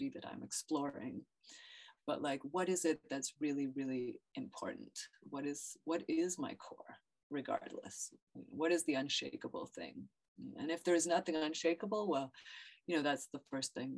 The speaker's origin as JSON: {"language": "English", "town": "Ottawa", "region": "Ontario", "country": "Canada", "tie": "born or raised there", "also_born_or_lived": "Brazil / Morocco", "moved": "yes", "lives_now": "New York, United States", "said": "I was born in Ottawa. My family's in Ottawa, Canada"}